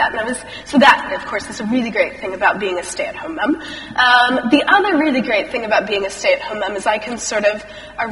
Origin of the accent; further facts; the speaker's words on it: Texas, United States; moved away as an adult; also born or lived in Chicago; now in United Kingdom; I am American, if you hadn't guessed that. I grew up in a little tiny town in Texas